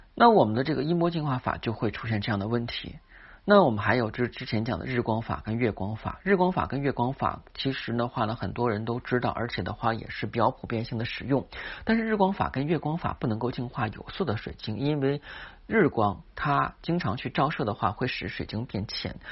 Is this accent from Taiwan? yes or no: no; China; 八月十五，我们中国人的传统佳节